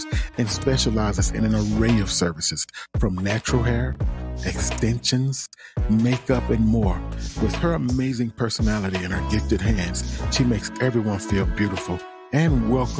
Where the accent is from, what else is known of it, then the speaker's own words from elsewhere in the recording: Tallulah, Louisiana, United States; moved away; also born or lived in Kennesaw, Georgia / Hagerstown, Maryland; from Tallulah, Louisiana. I'm a small town boy by way of Kennesaw, Georgia. Shout out to my hometown